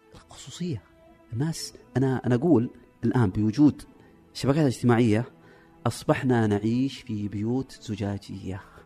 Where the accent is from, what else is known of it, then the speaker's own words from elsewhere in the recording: Saudi Arabia; عندنا في السعوديه